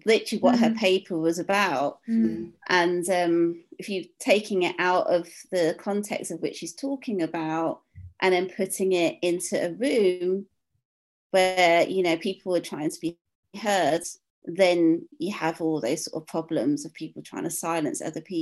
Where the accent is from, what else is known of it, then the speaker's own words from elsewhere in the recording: Midlands, United Kingdom; suburban woman up in the Midlands, like in my hometown